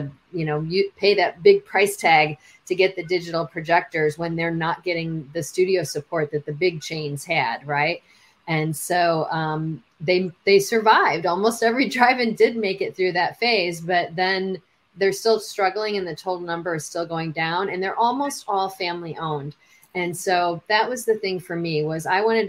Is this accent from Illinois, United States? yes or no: yes; Chicago, Illinois, United States; now in Los Angeles, United States; I'm from Chicago, but I'm based in Los Angeles now